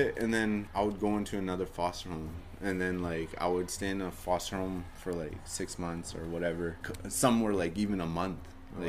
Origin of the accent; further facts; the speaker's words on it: Vancouver, British Columbia, Canada; I grew up in Vancouver. You know, I never really knew my culture or where I came from, right?